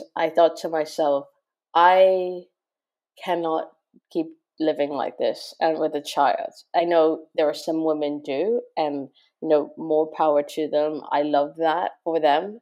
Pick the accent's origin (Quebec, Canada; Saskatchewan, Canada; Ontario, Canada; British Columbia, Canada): Ontario, Canada; Toronto; moved away as an adult; also born or lived in Montreal / Japan; now in London, United Kingdom; I'm Canadian, and grew up in Toronto, went to university in Montreal